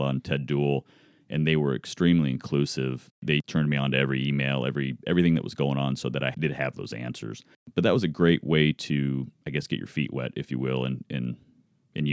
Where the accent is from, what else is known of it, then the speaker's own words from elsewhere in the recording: Alaska, United States; moved away; I grew up in Alaska.